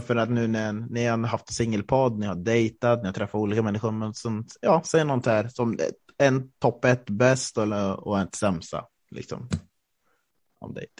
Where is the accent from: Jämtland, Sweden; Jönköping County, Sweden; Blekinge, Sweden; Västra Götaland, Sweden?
Jämtland, Sweden; Östersund; moved away; jag är uppvuxen i Norrland, jag är riktig norrlänning